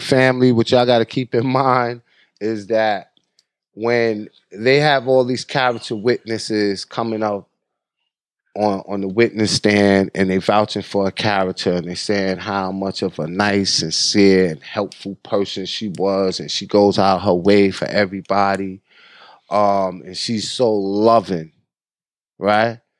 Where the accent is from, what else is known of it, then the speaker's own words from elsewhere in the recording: New York, United States; moved away; I'm from New York